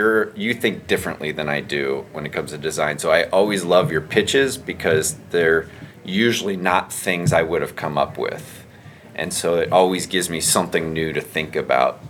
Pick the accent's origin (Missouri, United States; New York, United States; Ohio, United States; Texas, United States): Missouri, United States; St. Louis; I'm from St. Louis